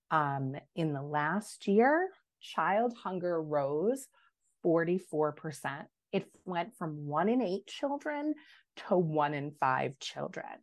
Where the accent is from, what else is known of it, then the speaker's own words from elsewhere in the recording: New York, United States; But I have a duty as a New Yorker um, and as an advocate for these programs to continue to raise our voice.